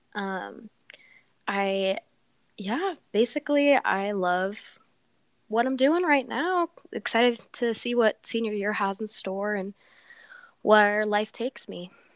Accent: Des Moines, Iowa, United States; also born or lived in Los Angeles, California; I was born in Los Angeles, California, but I moved to Des Moines, Iowa when mm-hmm. I turned 3

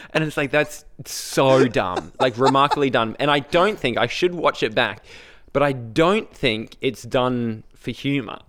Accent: Brisbane, Queensland, Australia; I said Brisbane.

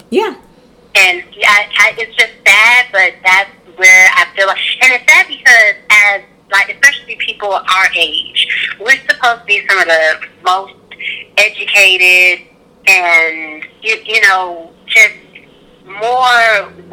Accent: Mississippi, United States; moved away; I'm from Mississippi

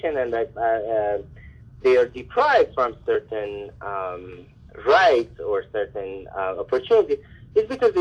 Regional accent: Iran; also born or lived in New York, United States; now in Canada; And then I tell them Iran

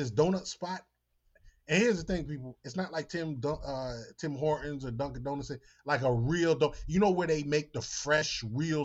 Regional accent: Jamaica; now in United States; I'm Jamaican

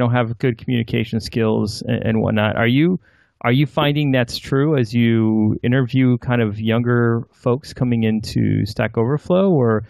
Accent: United States; I think I'm pretty American, Caucasian American upbringing, but I still don't look Caucasian American.

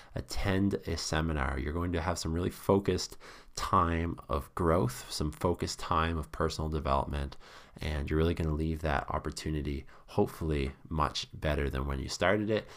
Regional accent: Canada; being a Canadian

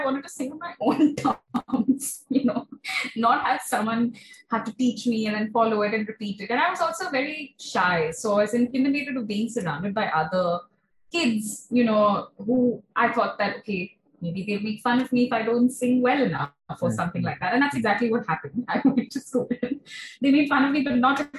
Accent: Kolkata, West Bengal, India; also born or lived in Shahapur; growing up in Kolkata

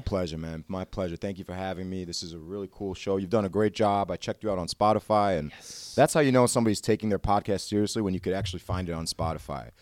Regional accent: Lombard, Illinois, United States; born or raised there

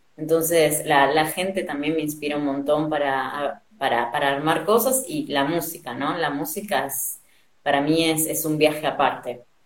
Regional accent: Argentina; also born or lived in Spain; yo diría que soy argentina, eh, pero nací en España. así que mis viejos son argentinos y para los 70 ellos se fueron a España y bueno, después de que nació mi hermana en los 90 eh, nos volvimos para acá

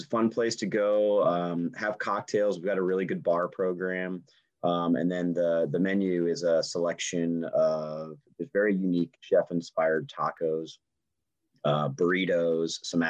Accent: California, United States; now in St. Louis, United States; Jason and I's just growing up on the West Coast. Our father was in the military in the Coast Guard, so we spent a ton of time in California. And eventually my parents got transferred to St. Louis

